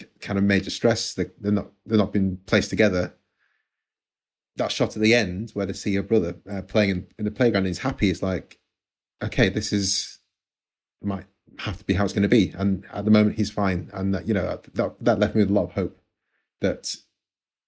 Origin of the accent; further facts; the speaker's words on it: Nigeria; myself being Nigerian as well